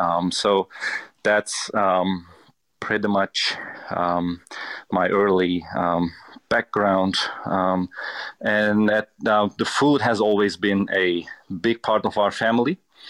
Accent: Turkey; I was born in Turkey and I was raised in Turkey. I can easily say that my family has never been a traditional Turkish family.

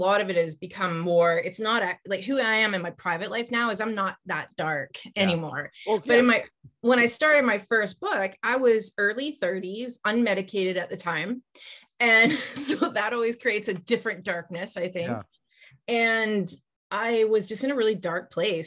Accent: British Columbia, Canada; we grew up, there was a trestle, the Kinsale Trestle. It's the biggest trestle in Canada.

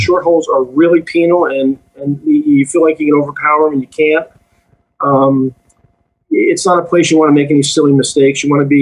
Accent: Long Island, New York, United States; moved away; So I've been back to Long Island a couple of times. That was home. That's where I grew up on the East End.

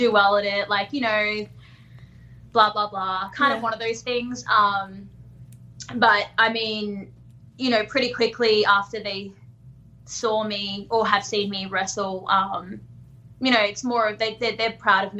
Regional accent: Darwin, Northern Territory, Australia; I grew up in Darwin

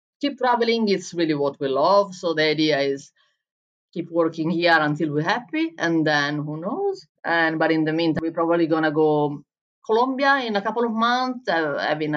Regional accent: Bologna, Emilia-Romagna, Italy; first language Italian; English is a second language; moved away as an adult; also born or lived in Berlin; in Italy, in Bologna, in my hometown

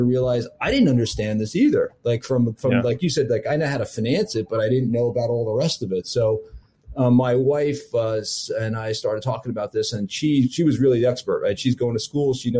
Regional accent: New York, United States; I'm from New York

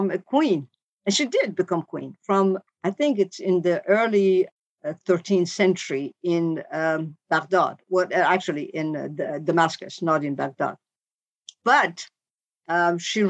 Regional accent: Tehran, Tehran Province, Iran; moved away as an adult; now in Boston, United States; I was born in Iran, finished high school, and then I came to America.

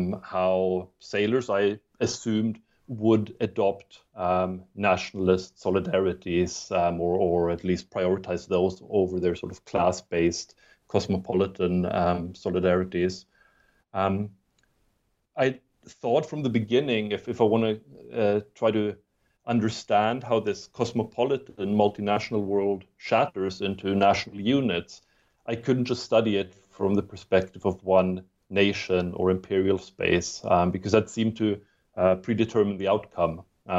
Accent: Germany; accent: muddled; English is a second language; moved away as an adult; also born or lived in Sweden / United Kingdom / United States; I'm not a native English speaker. I have a funny muddled accent. I was born in Sweden, but grew up in Germany and then went to undergraduate in the UK and then graduate school in the US.

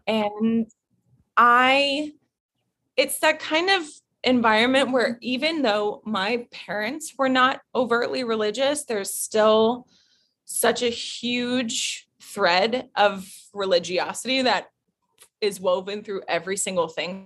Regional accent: Fayetteville, Arkansas, United States; moved away; I was born in Arkansas

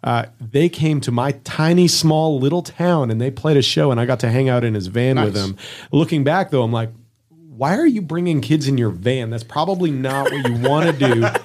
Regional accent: Winnipeg, Manitoba, Canada; From my hometown, we have … came out of there

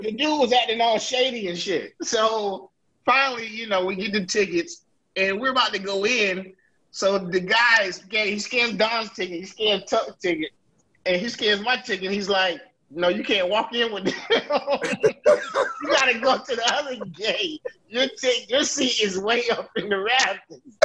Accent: Durham, North Carolina, United States; growing up in Durham, you rarely had racism because everybody in Durham was black

